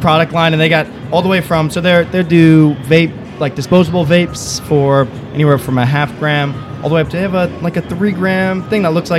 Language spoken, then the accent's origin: English; Long Island, New York, United States; I'm from Long Island, New York